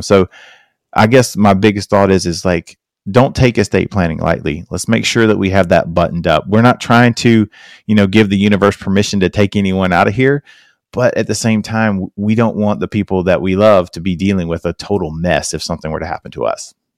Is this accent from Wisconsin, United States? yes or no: no; South Carolina, United States; I'm from South Carolina